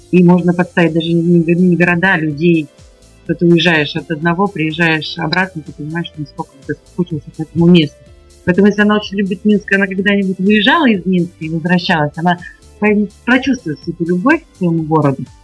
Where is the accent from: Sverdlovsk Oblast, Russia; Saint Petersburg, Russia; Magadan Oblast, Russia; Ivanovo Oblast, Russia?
Saint Petersburg, Russia; мы из Питера.